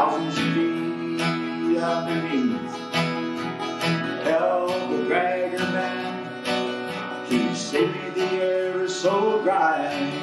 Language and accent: English; Springhill, Nova Scotia, Canada; I grew up in Spring, Nova Scotia